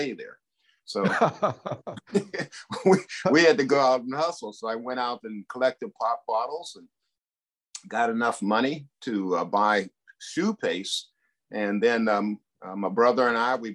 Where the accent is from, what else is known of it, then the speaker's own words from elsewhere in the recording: Duquesne, Pennsylvania, United States; I and my eight brothers and sisters were raised, educated in Duquesne, Pennsylvania